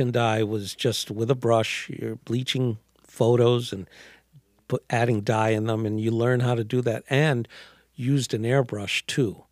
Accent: New York City, New York, United States; born or raised there

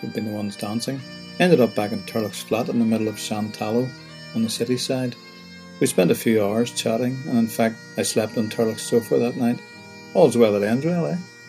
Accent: Newtownards, Northern Ireland, United Kingdom; I suddenly decided to turn and speak to them in Irish, Tommy Mahoney Ballynoon Tard, which means I'm from Newtownards.

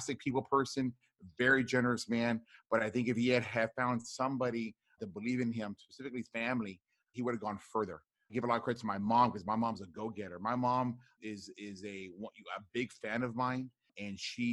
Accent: Rio Grande Valley, deep South Texas, United States; I grew up in the Rio Grande Valley, which is deep South Texas.

